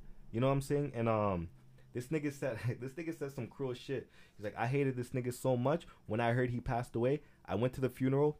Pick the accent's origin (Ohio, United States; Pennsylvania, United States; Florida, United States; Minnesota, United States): Florida, United States; And the thing is, they from Haiti. Me, I'm from Florida.